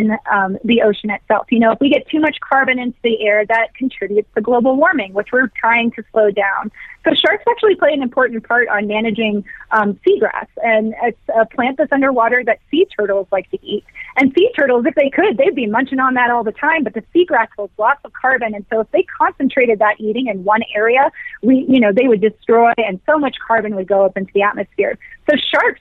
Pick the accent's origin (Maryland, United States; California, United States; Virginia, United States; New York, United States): Virginia, United States; now in Colorado, United States; I grew up in Virginia